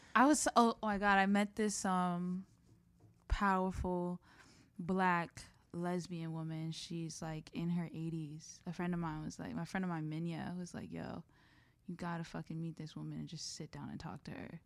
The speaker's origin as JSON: {"language": "English", "region": "New York", "country": "United States", "said": "I'm just from New York"}